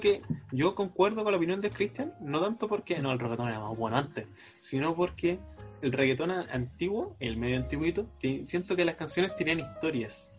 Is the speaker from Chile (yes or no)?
yes; Chile; soy chileno